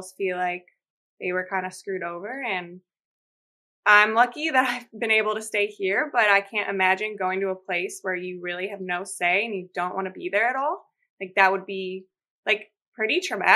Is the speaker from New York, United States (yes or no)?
no; Chicago, Illinois, United States; moved away as an adult; now in Portland, United States; I went home. I'm from Chicago